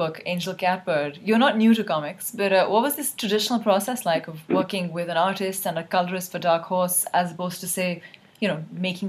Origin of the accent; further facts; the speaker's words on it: Karachi, Sindh, Pakistan; when I was growing up in Karachi.